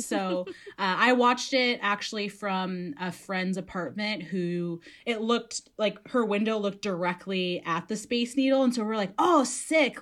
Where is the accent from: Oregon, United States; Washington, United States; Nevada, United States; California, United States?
Washington, United States; Redmond; I grew up in Redmond